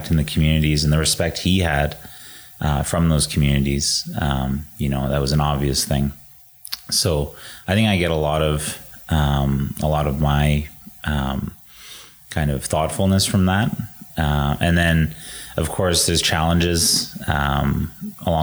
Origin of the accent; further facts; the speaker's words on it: Edmonton, Alberta, Canada; we started growing up in Edmonton